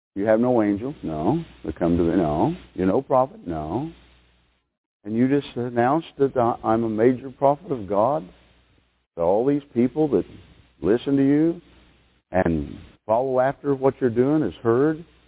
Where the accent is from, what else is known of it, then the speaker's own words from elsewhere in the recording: United States; American people